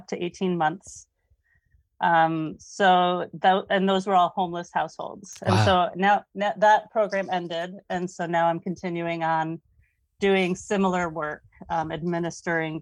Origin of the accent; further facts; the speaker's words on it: Saratoga Springs, New York, United States; moved away as an adult; now in Vermont, United States; I grew up near Saratoga Springs, New York